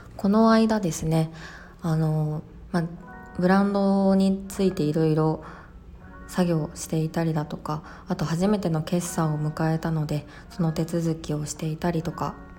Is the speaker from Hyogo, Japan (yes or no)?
yes; Kobe, Hyogo, Japan; 私の地元の兵庫県神戸市